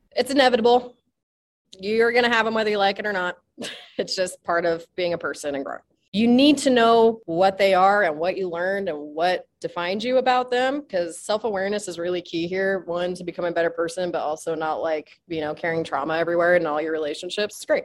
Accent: Utah, United States; I'm from Utah

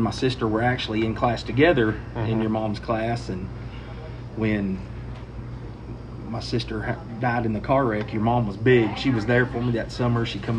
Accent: Elmore City, Oklahoma, United States; I grew up in Elmore City, still there, teaching and coaching.

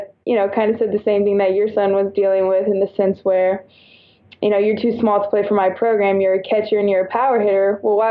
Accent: Houston, Texas, United States; also born or lived in San Antonio, Texas / Alabama; I'm originally from Houston

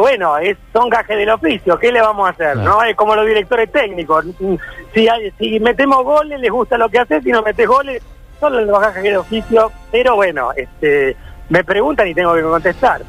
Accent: Argentina; y soy argentino

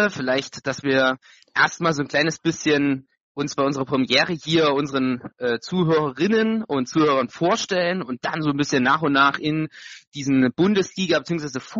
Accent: Saxony, Germany; born there; meine Wenigkeit, ich also gebürtiger Sachse und damit eben auch ein Teil der, des Namens dieses Podcastes

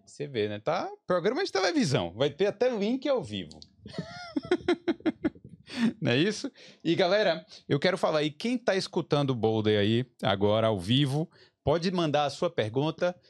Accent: Brazil; moved away as an adult; now in Dublin, Ireland; A gente veio do Brasil, tá acostumado lá com aquela violência urbana

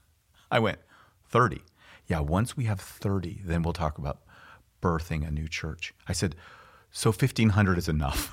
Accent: California, United States; now in Pasadena, United States; I'm from California

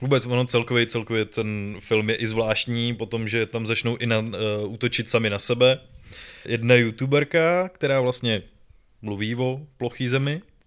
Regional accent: Czechia; tady u nás v Čechách

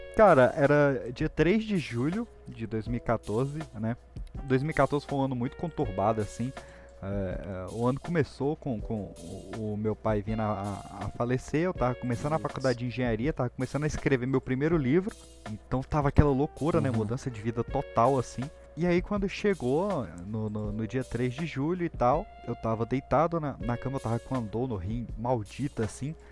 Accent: Recanto das Emas, Federal District, Brazil; onde eu cresci lá, a gente fala muito desse lugar lá no, no, no Pipocast, que é o Recanto das Emas, aqui no Distrito Federal

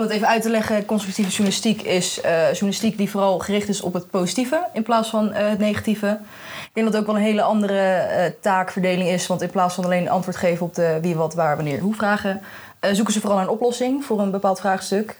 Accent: The Hague, South Holland, Netherlands; Ik kom uit Den Haag

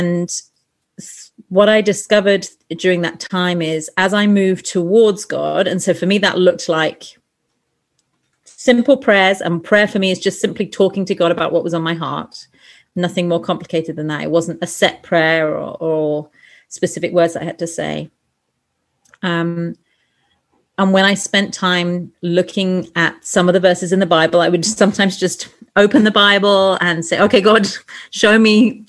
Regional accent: England, United Kingdom; moved away as an adult; also born or lived in Sheffield; now in Lima, Peru; I'm a Brit, so I grew up in England

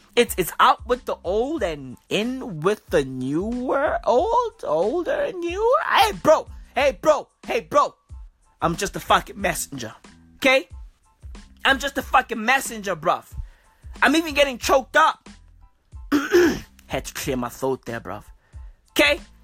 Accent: South Africa; I'm from South Africa

